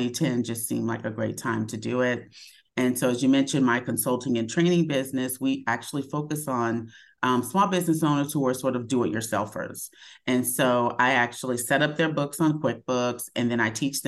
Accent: Dallas, Texas, United States; moved away as an adult; also born or lived in Los Angeles; I'm from Dallas, Texas.

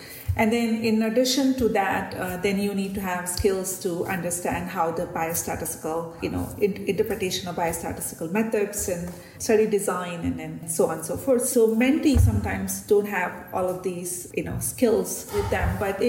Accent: India; obviously research was new because I came from India.

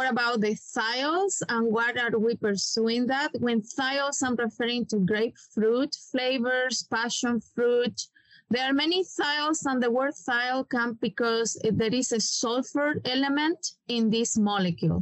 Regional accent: Chile; English is a second language; moved away as an adult; now in United States; I am originally from Chile. I study in the Catholic University

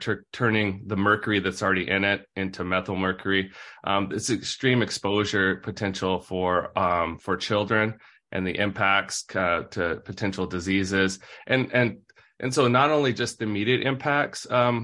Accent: Idaho, United States; also born or lived in Seattle area, Washington; now in Seattle, United States; I'm originally from Idaho, but I'm zooming in from outside Seattle on Suquamish tribal land

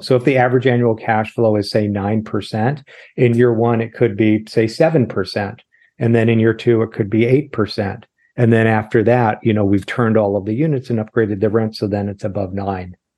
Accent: Los Angeles, California, United States; also born or lived in Irvine / Sacramento; born and raised in Los Angeles. middle of junior high school, we moved down to Irvine

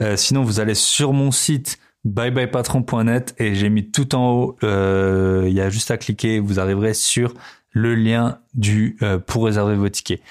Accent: France; moved away as an adult; ça fait aussi 11 ans maintenant que je suis parti euh, de la France

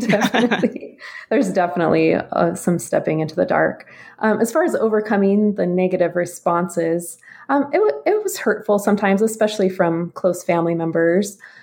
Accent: Boise, Idaho, United States; now in Utah, United States; I'm originally from the Boise area in Idaho

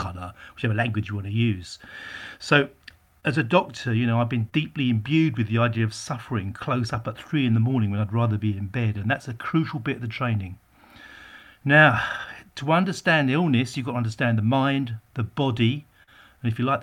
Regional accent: Essex, East of England, United Kingdom; also born or lived in Barking / Whitechapel, London; I was raised in out in Essex in the 60s

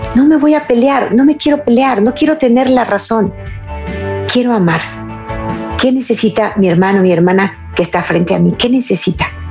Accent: Jalisco, Mexico; En mi estado, Jalisco, en Guadalajara

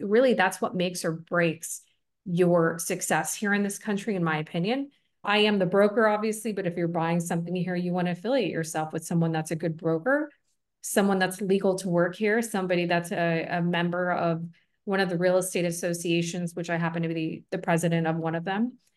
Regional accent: Buffalo, New York, United States; also born or lived in Des Plaines, Illinois / Schaumburg, Illinois / Tampa, Florida; now in Costa Rica; I grew up in Buffalo, New York

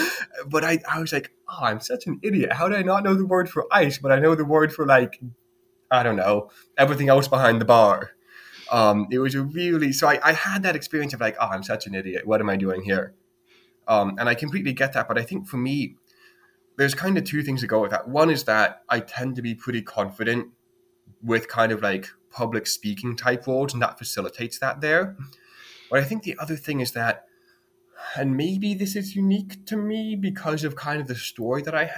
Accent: United States; moved away as an adult; now in Dublin, Ireland; I go to Dublin and I feel out of place, even though I live there. In a way, you know, I'm the American walking around.

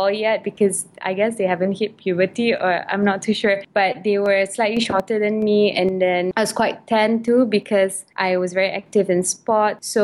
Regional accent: Malaysia; also born or lived in United Kingdom; I'm Malay. I reside in Malaysia. I was born in the United Kingdom, but I was raised in Malaysia.

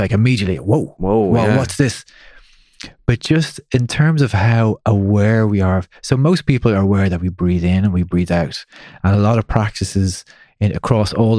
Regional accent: Ireland; growing up in Ireland

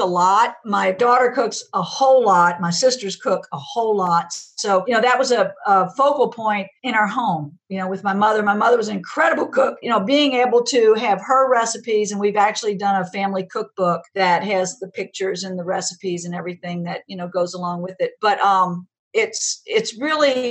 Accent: Donaldsonville, Louisiana, United States; I grew up in Donaldsonville, which is a small town where the Mississippi River and Bayou Lafourche intersect

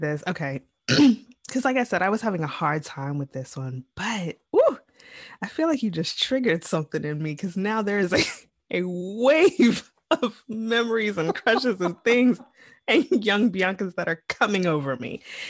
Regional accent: Midwest, United States; growing up in the Midwest suburbs

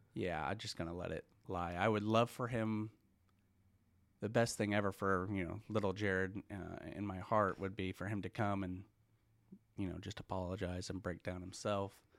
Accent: Broken Arrow, Oklahoma, United States; also born or lived in Tulsa, Oklahoma; born in Tulsa, grew up on the main streets of seventy-first

